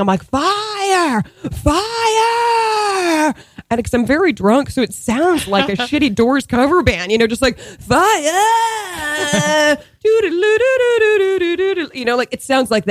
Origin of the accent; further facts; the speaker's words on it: Boston suburbs, Massachusetts, United States; moved away as an adult; also born or lived in New York; I grew up in the Boston suburbs